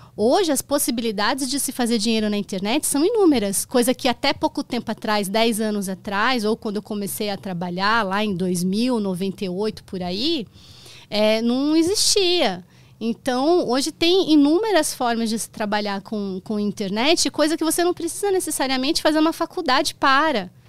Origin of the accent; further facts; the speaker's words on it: Itapira, São Paulo, Brazil; eu cresci em Itapira eu sou de São Paulo eu fui para Itapira com oito anos e lá eu fiquei até os 19 e depois eu voltei para São Paulo